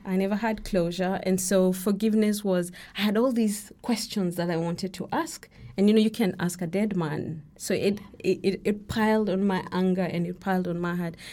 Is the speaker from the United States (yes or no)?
no; Kenya; I'm, I'm Kenyan, and, uh, my names, my middle names are, uh, Kikuyu